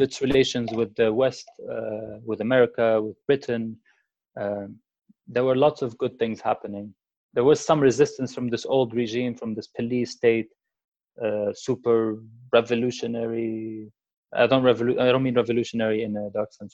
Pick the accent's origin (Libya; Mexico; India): Libya; Tripoli, Tripoli District; moved away; the revolutionaries reached Tripoli, which is my hometown.